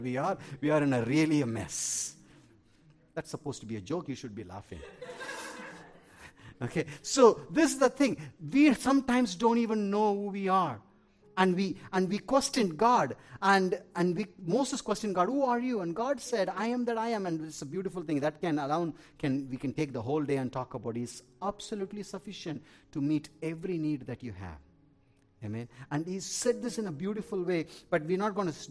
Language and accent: English; Tamil Nadu, India; I'm an Indian. I'm a South Indian